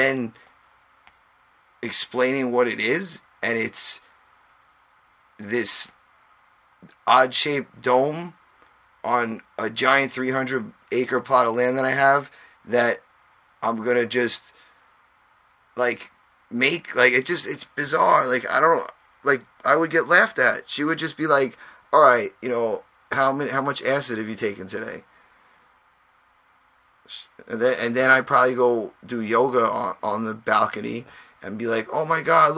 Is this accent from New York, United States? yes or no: yes; New York, United States; we tend to talk a little quick because we're from New York